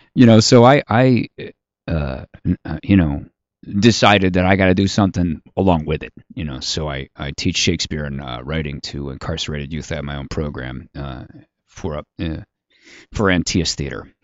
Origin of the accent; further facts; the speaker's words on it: Washington, District of Columbia, United States; I grew up on Capitol Hill, seven blocks from the Capitol.